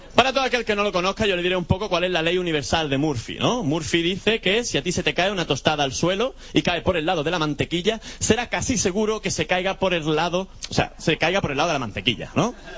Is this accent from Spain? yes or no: yes; Andalusia, Spain; soy andaluz